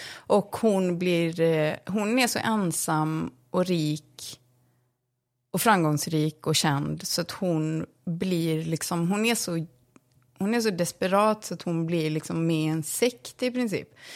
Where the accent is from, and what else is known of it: Borås, Västra Götaland, Sweden; born or raised there; also born or lived in London, United Kingdom; now in Stockholm, Sweden